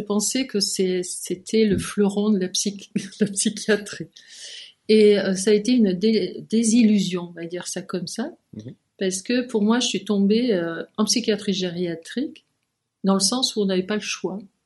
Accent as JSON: {"language": "French", "region": "Provence-Alpes-Côte d'Azur", "country": "France", "also_born_or_lived": "Lyon, France", "moved": "as an adult", "lives_now": "Geneva, Switzerland", "said": "j'étais du Midi, j'étais de la Provence"}